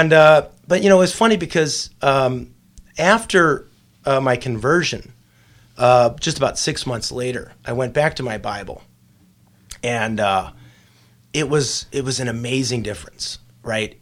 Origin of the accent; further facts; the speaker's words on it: Chicago, Illinois, United States; I grew up on the south side of Chicago